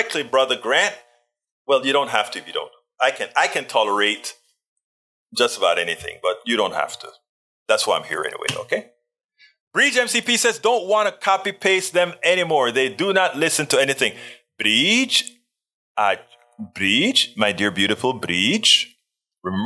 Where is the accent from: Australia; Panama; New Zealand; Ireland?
Panama; I was born in Panama